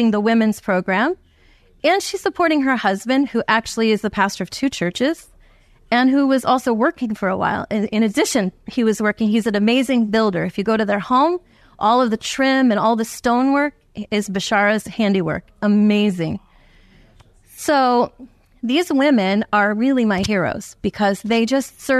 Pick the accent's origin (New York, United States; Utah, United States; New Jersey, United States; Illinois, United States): New Jersey, United States; I'm from New Jersey